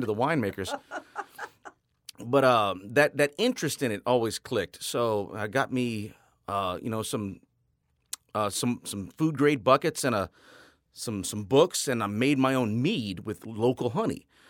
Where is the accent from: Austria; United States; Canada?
United States; Rayne, Louisiana; moved away; also born or lived in New Orleans; Born and raised in Rain, Louisiana